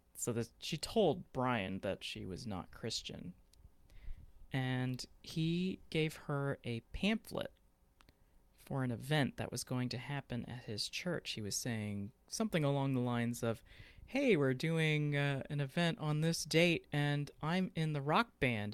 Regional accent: Fort Worth, Texas, United States; I'm from Fort Worth, Texas

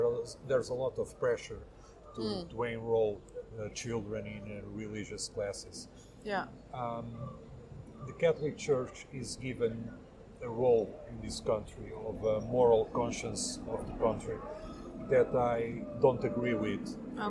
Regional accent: Lisbon, Portugal; I'm 48 years old. I'm from Lisbon. I'm a secularist, most of all. Albeit, I'm also an atheist. I have no religion whatsoever.

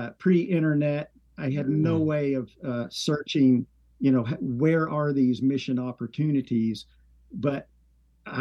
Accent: Signal Mountain, Tennessee, United States; moved away as an adult; also born or lived in California; I'm actually from Signal Mountain. It's right outside of Chattanooga

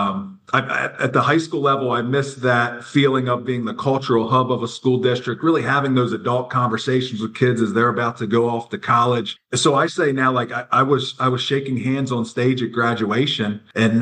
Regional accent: Lancaster, Pennsylvania, United States; I'm from Lancaster, Pennsylvania

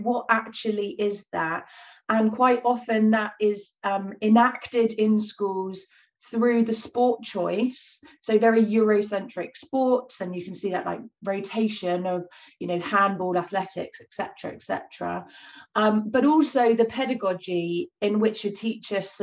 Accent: Bournemouth, South West England, United Kingdom; moved away; also born or lived in East London; Bournemouth, where I'm, you know, I grew up

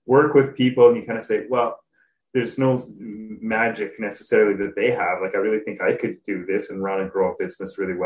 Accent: Canada; moved away as an adult; also born or lived in Switzerland; I grew up in Canada, Canadian

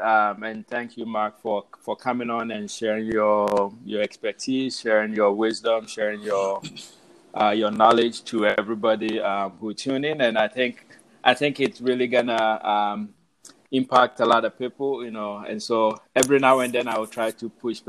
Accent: Ghana; moved away as an adult; now in New York City, United States; I was born in Ghana, so I left Ghana. August 10th, I landed in New York City, JFK, August 11th, 2009, I believe. So I've been here a little over 10 years now.

